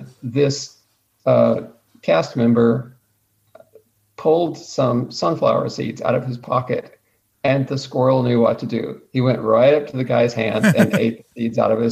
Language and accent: English; Mobile, Alabama, United States; now in Dallas-Fort Worth, United States; I actually was born in Mobile, Alabama, and what's the saying? I got out as fast as I could